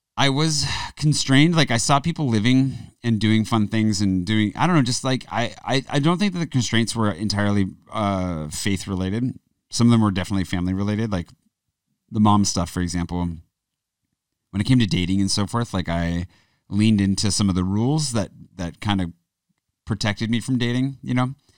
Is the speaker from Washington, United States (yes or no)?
yes; Pullman, Washington, United States; moved away; also born or lived in Spokane; the town I grew up in, Pullman